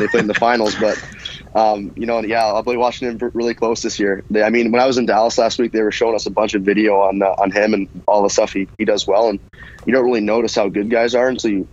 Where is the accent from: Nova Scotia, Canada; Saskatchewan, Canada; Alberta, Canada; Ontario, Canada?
Ontario, Canada; Brockville; growing up in Brockville near Ottawa